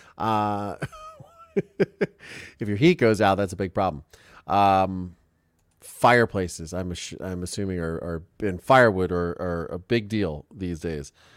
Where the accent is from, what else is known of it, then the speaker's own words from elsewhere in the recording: Richland County, Ohio, United States; now in Southern California, United States; I am from Richland County, Ohio